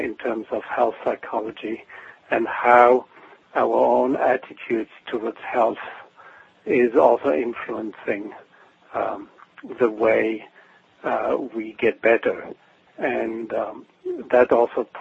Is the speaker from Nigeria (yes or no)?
no; Switzerland; moved away as an adult; now in Portland, United States; I'm originally from Switzerland. I now live in Portland, Oregon, but I grew up in Switzerland